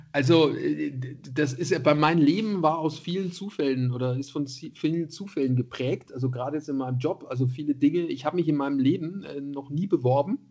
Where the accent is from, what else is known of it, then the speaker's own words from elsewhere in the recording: Nuremberg, Bavaria, Germany; moved away; also born or lived in Munich; als Nürnberger.